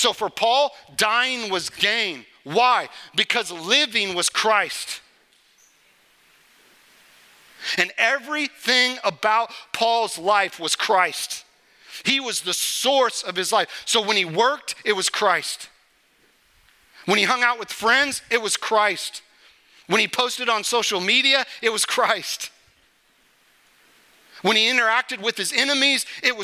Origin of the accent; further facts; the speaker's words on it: Topeka, Kansas, United States; I grew up in Topeka, Kansas.